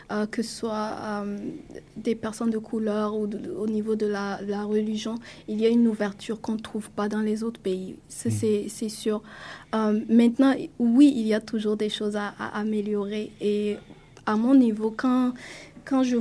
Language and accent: French; Canada; c'est peut-être ça que je dirais qu'on peut améliorer euh, en tant que Canadien.